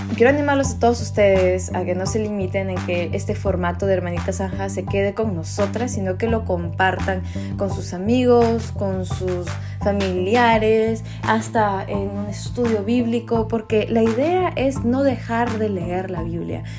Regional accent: Peru; moved away; a ese país que me recibió, que me vio crecer, Perú

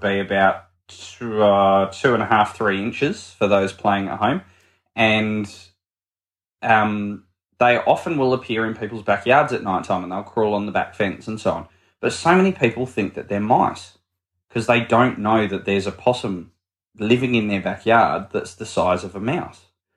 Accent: Sydney, New South Wales, Australia; moved away as an adult; now in Adelaide, Australia; I grew up in Sydney, and Sydney is a big city.

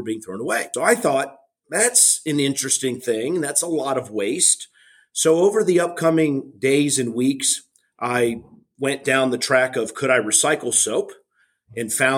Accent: South Florida, United States; I'm originally from South Florida

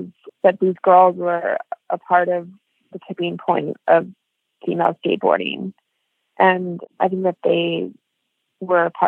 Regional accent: Northern California, United States; now in New York City, United States; I lived here for 20 years, okay. But I am from California

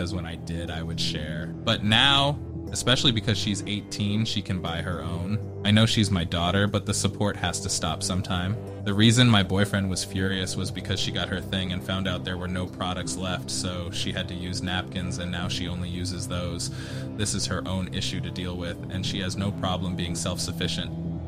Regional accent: United Kingdom; there's a question mark at the end because I'm British.

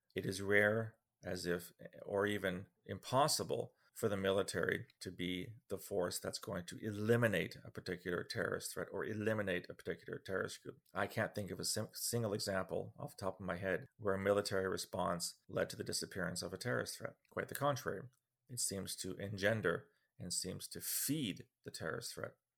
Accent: Ottawa, Ontario, Canada; I am from Ottawa

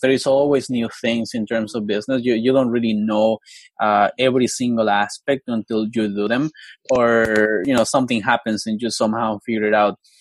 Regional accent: Colombia; now in United States; I grew up in Colombia in the mountains. Uh, I am from an indigenous community. My tribe is called the NASA people

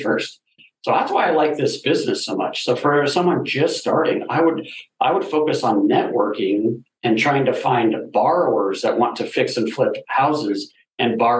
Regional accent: Denver, Colorado, United States; I'm from Denver

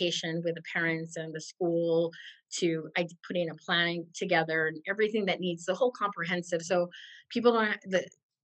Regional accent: California, United States; I'm from California

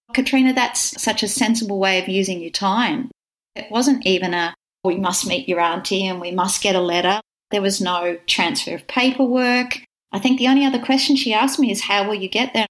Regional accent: Wagga Wagga, New South Wales, Australia; moved away as an adult; now in Melbourne, Australia; I grew up in Wagga, country town in New South Wales

